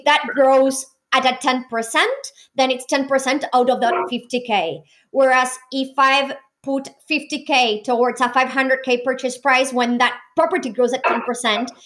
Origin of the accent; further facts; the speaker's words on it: Argentina; now in Australia; being born and raised in a developing country like Argentina.